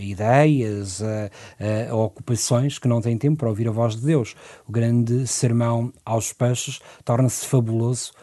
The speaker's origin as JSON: {"language": "Portuguese", "region": "Lisbon", "country": "Portugal", "tie": "born or raised there", "said": "Aqui em Lisboa, sim, sou natural de Lisboa"}